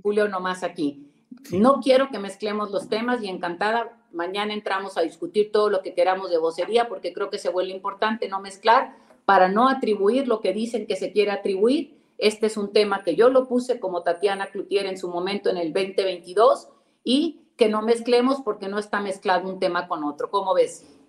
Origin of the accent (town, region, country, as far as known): Nuevo León, Mexico